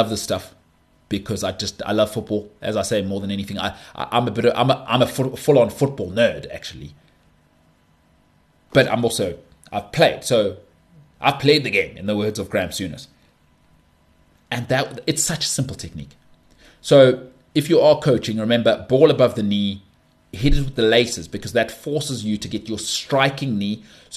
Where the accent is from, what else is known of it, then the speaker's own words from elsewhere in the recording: South Africa; I'm South African.